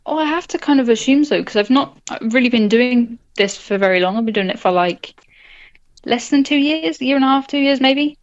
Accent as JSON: {"language": "English", "country": "United Kingdom", "said": "I'm from Britain"}